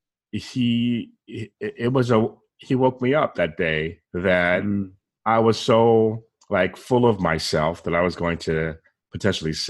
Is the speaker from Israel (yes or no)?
no; San Diego, California, United States; moved away; I'm from San Diego originally